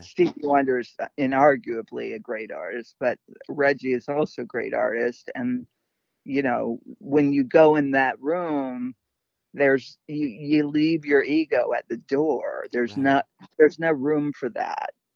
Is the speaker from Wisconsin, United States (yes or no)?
no; Detroit, Michigan, United States; I was born in Detroit